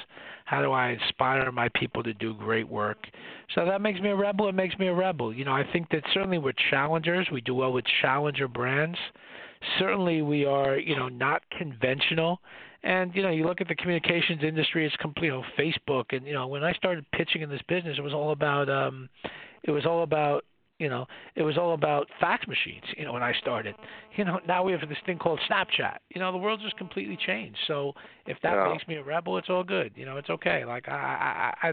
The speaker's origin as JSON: {"language": "English", "town": "New York City", "region": "New York", "country": "United States", "tie": "born or raised there", "said": "I'm a boy from the Bronx who graduated from public school"}